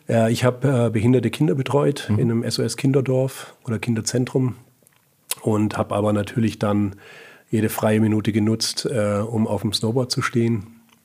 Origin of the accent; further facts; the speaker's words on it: Böblingen, Baden-Württemberg, Germany; also born or lived in Munich / California; now in Heilbronn, Germany; bin äh, ursprünglich aus Böblingen und jetzt seit äh, drei Jahren aber in, in Heilbronn.